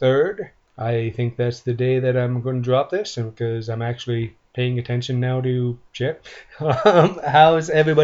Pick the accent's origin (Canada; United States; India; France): Canada; Guelph, Ontario; I grew up in Guelph